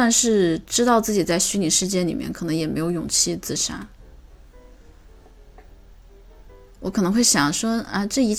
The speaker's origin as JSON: {"language": "Chinese", "country": "China", "said": "这为什？么是中国？我作为中国人，我也觉得很奇怪，为什么来中国"}